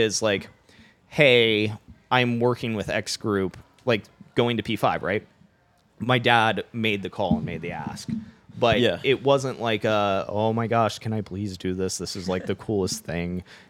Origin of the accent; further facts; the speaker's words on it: Florida, United States; I grew up in Florida, so love ….